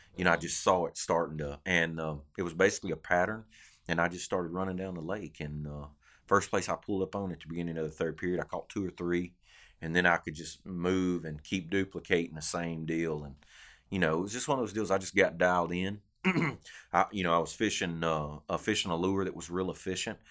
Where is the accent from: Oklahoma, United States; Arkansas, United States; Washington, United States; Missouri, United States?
Arkansas, United States; now in Louisiana, United States; growing up in Arkansas